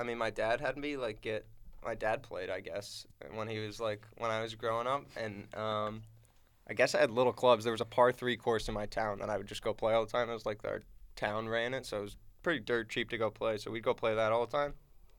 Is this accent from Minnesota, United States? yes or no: no; Connecticut, United States; moved away as an adult; also born or lived in Pennsylvania; now in upstate New York, United States; So I lived growing up, I was in, Connecticut and then, moved from Connecticut and then we moved to Pennsylvania and then we moved from Pennsylvania back to the same town in Connecticut and then from Connecticut to upstate here.